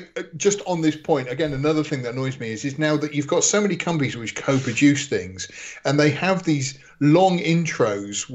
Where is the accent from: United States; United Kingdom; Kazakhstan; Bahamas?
United Kingdom; accent: British; I am British. Listen to this accent. I speak the Queen's